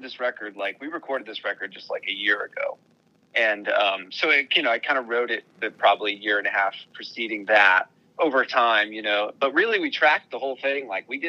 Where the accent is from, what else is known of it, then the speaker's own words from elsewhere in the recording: Florida, United States; moved away as an adult; also born or lived in Iowa / Idaho; now in New York City, United States; I was 22 when I moved to New York City, and like I grew up in Florida, Iowa, and Idaho.